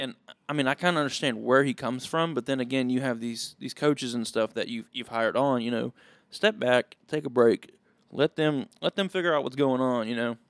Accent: Willis, Texas, United States; I am from Willis, Texas. Went to the, went to Willis High School, graduated from Willis High School.

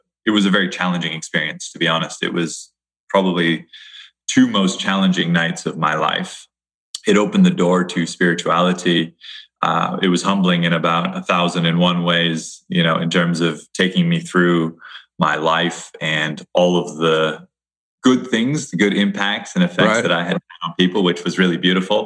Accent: Hawaii, United States; I grew up in Hawaii

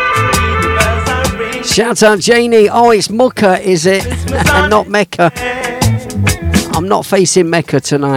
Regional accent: Leicester, East Midlands, United Kingdom; Leicester, my hometown

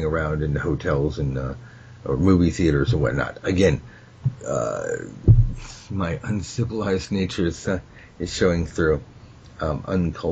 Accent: United States; I'm from America

